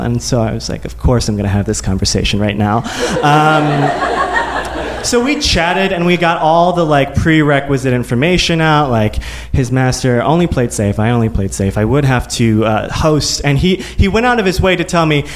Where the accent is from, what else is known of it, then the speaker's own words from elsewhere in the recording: Midwest, United States; growing up in the Midwest, in a very evangelical Christian home.